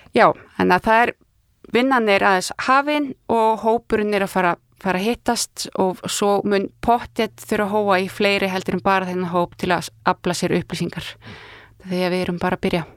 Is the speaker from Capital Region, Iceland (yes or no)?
no; Ísafjörður, Westfjords, Iceland; moved away; ég er náttúrulega frá Ísverði þannig að ég bara mann eftir í, mínar æsku minningar eru ramagslissi